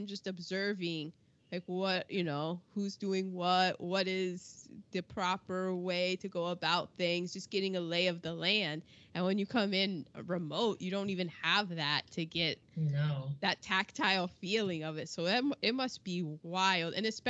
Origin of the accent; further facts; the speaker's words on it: United States; I'm American